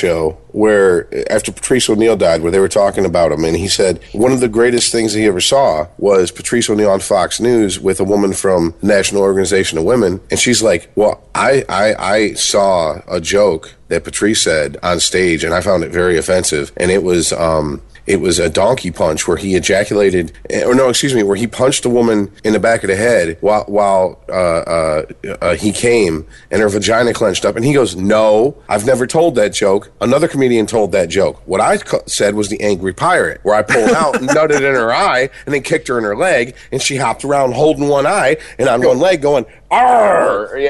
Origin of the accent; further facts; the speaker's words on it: Ireland; I'm Irish.